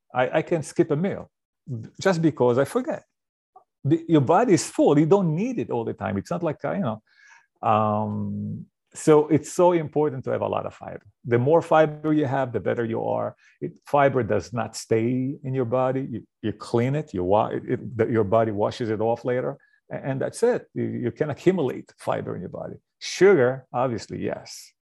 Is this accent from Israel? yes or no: yes; Israel; moved away; I grew up in Israel